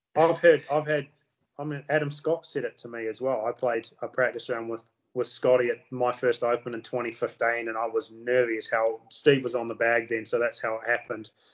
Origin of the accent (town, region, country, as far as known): New Zealand